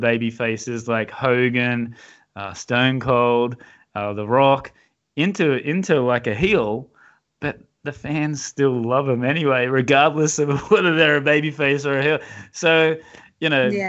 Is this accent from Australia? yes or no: yes; Australia; accent: Australian; I'm from Australia